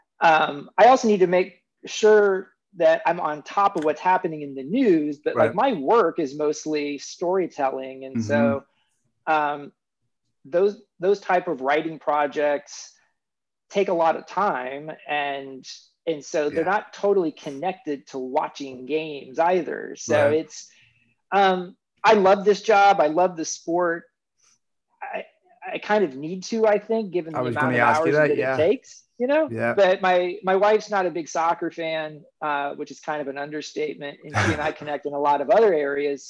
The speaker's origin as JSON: {"language": "English", "town": "Kansas City", "region": "Kansas", "country": "United States", "tie": "born or raised there", "said": "I grew up in Kansas City on the Kansas side"}